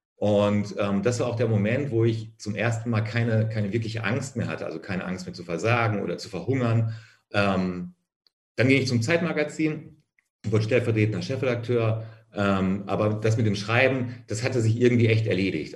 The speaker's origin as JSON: {"language": "German", "town": "Minden", "region": "North Rhine-Westphalia", "country": "Germany", "tie": "born or raised there", "said": "außerhalb von Minden, wo ich aufgewachsen bin"}